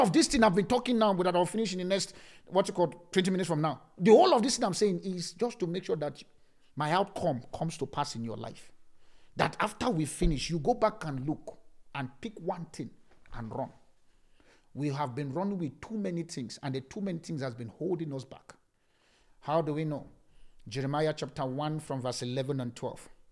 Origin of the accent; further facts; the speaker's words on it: Nigeria; now in South Africa; I'm still talking from Nigeria.